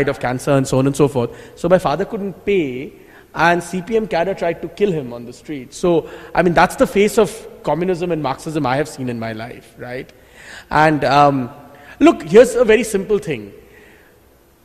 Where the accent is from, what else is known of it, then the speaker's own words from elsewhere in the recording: Kolkata, West Bengal, India; I grew up in Calcutta